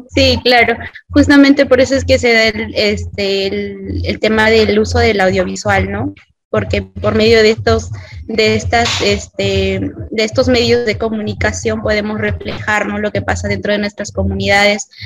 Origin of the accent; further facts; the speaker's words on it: Peru; todos somos el Perú